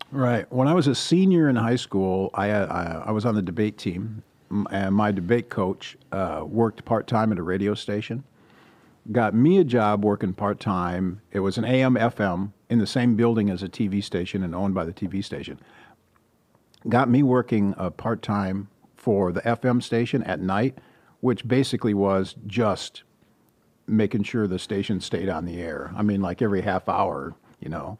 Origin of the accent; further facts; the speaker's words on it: Chippewa Falls, Wisconsin, United States; moved away as an adult; also born or lived in Rice Lake, Wisconsin; now in Sacramento, United States; I w-, was born in a little town called Rice Lake, which is in northern Wisconsin, sort of in the middle of the state. And I grew up in Chippewa Falls, Wisconsin